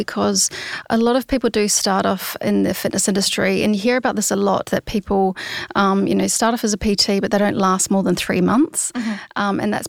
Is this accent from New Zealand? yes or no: yes; New Zealand; moved away as an adult; now in Sydney, Australia; And it's kind of the trajectory as a Kiwi. Often you will, you know, jump over the Tasman and spend a year or two in Sydney and save up some money and then go traveling over to Europe.